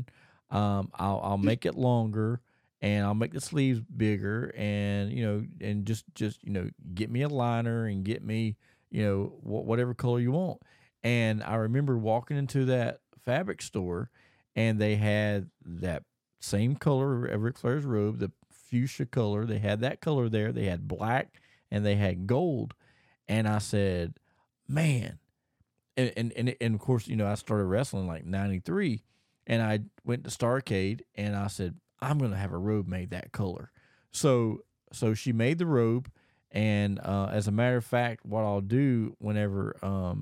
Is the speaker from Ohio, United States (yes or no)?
no; Thomasville, North Carolina, United States; Thomasville, North Carolina, my hometown where I was originally grew up